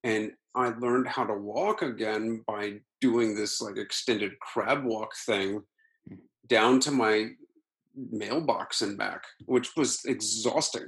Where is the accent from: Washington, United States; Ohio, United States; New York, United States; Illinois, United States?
Ohio, United States; Akron; moved away; my hometown of Akron